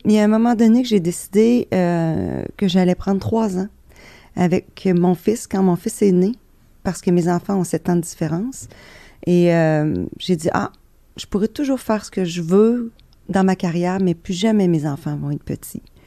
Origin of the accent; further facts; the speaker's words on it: Beauce, Quebec, Canada; je suis Beauceronne